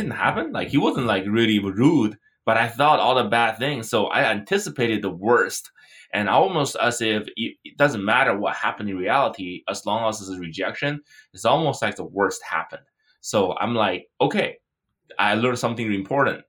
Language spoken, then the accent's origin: English; China; moved away; I grew up in China.